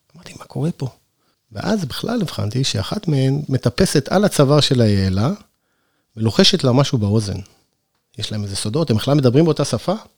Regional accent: Northern Israel, Israel; now in Sde Boker, Israel; אני לא נולדתי במדבר, אני נולדתי בצפון בכלל

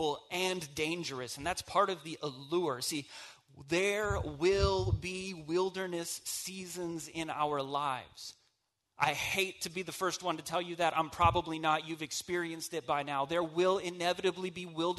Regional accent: the South, United States; I'm from the South

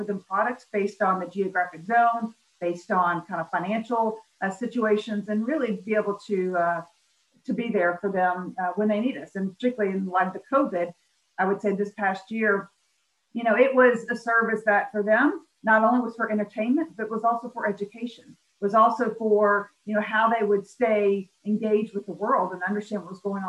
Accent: Memphis, Tennessee, United States; I grew up in Memphis, Tennessee, one of three kids

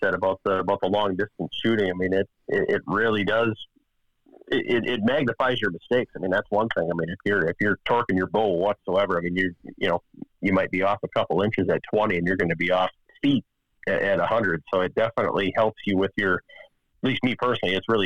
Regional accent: Wisconsin, United States; I grew up here in Wisconsin.

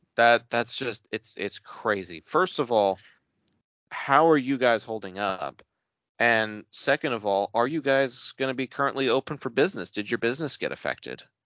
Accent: Texas, United States; I'm Texan and we love tacos

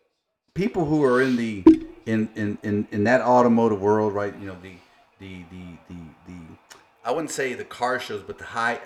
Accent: Taylor, Texas, United States; I'm from Taylor. We know a lot of the same folks, right? We grew up around the same community

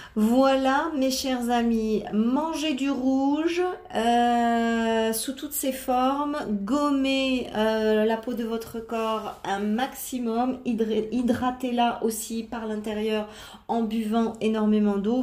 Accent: Lorraine, Grand Est, France; moved away as an adult; also born or lived in south of France; bien que je sois à cent pour cent d'origine italienne, j'ai quand même, je suis née en Lorraine et j'ai vécu en Lorraine, euh, vingt-quatre ans

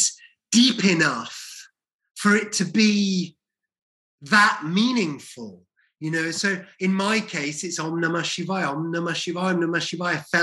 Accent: Welsh, Wales, United Kingdom; moved away; also born or lived in Leeds / London

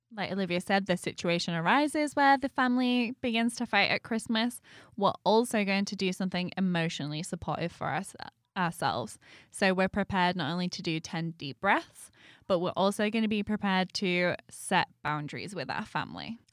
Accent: United Kingdom; moved away; being British

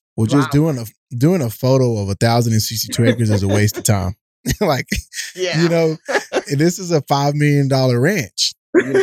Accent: East Texas, United States; I'm from East Texas, I'm a country boy

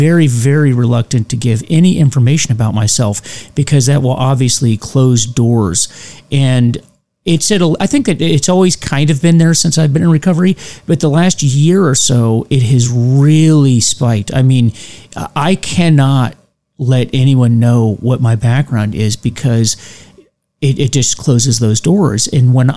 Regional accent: United States; we all, as Americans, as the American people

